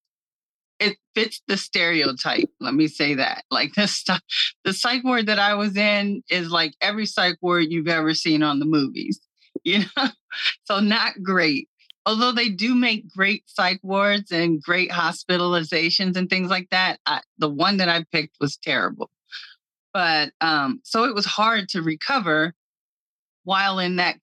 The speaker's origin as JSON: {"language": "English", "town": "Cincinnati", "region": "Ohio", "country": "United States", "tie": "born or raised there", "also_born_or_lived": "Hyattsville, Maryland", "said": "I was born in Cincinnati, raised between Cincinnati and Hyattsville, Maryland"}